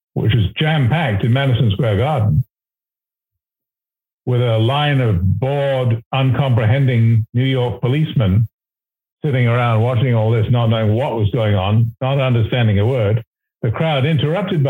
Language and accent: English; Canada; as a Canadian